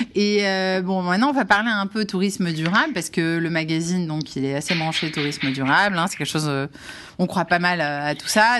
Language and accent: French; Algeria; je suis algérienne